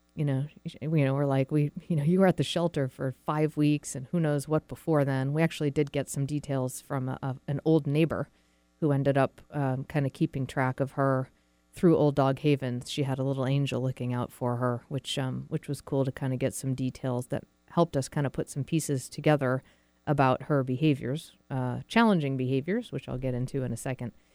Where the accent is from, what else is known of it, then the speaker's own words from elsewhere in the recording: New England, United States; moved away as an adult; now in Seattle, United States; I was born and raised in New England, but I've lived out in Seattle for about 16 years now